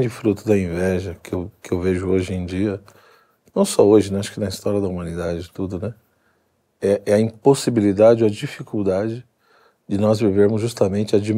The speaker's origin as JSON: {"language": "Portuguese", "region": "São Paulo", "country": "Brazil", "said": "Tá bom, eu sou paulista"}